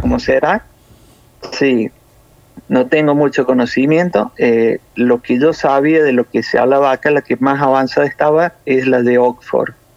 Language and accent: Spanish; Córdoba, Argentina; accent: cordobés; now in Italy; Yo soy de Córdoba Capital